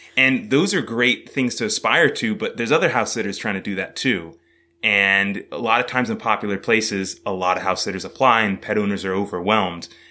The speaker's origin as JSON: {"language": "English", "region": "California", "country": "United States", "tie": "born or raised there", "also_born_or_lived": "New York City", "moved": "yes", "said": "originally, I was born in California"}